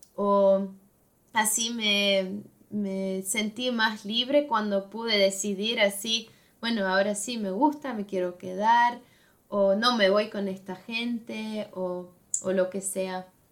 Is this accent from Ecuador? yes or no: no; Switzerland; Spanish is a second language; en Suiza tenemos tres partes